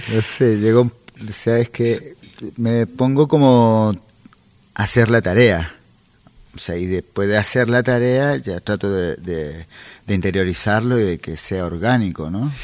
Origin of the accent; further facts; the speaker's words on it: Chile; moved away as an adult; also born or lived in Santiago; yo salí de Chile por tierra